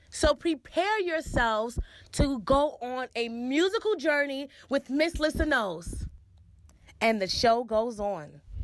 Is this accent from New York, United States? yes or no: yes; New York, United States; I'm from Hell's Kitchen